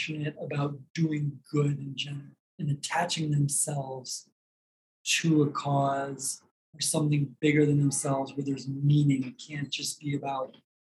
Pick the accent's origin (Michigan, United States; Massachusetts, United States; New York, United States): Michigan, United States; Detroit; moved away as an adult; now in Chicago, United States; I moved from the Detroit area where I'm from